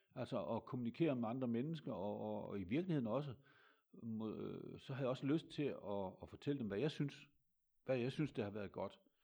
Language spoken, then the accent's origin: Danish; Hammershøj, Central Denmark Region, Denmark; also born or lived in between Hulbæk and Kvorning Mølle; jeg er født i 1953 i en øh, landsby, der hedder Hammershøj